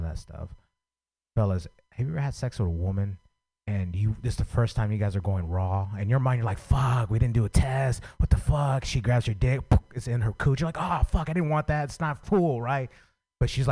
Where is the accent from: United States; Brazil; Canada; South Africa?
United States; San Francisco, California; I grew up in San Francisco